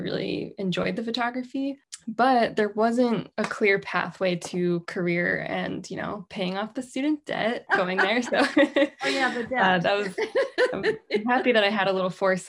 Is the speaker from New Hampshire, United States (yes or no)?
yes; New Hampshire, United States; I grew up in New Hampshire, like my bio said, and I am kind of a diehard New Englander now